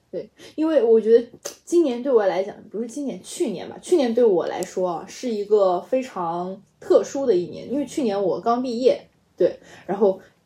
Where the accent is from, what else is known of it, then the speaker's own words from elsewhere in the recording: Guizhou, China; 我贵州人嘛，就口音也本来也很像